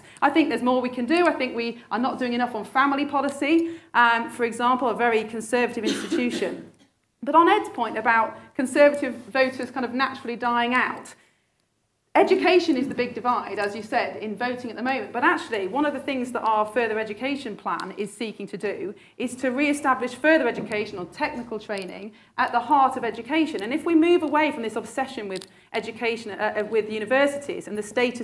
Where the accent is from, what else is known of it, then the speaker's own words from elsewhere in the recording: Sheffield, Yorkshire and the Humber, United Kingdom; I was born and brought up in Sheffield